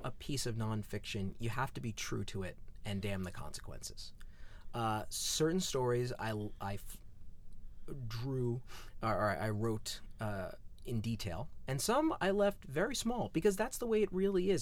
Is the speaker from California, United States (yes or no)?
yes; Southern California, United States; growing up in Southern California